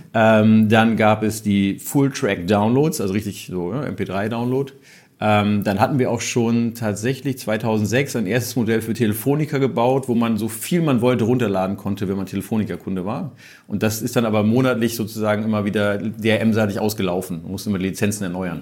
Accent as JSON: {"language": "German", "region": "Hamburg", "country": "Germany", "said": "Ich bin Hamburger"}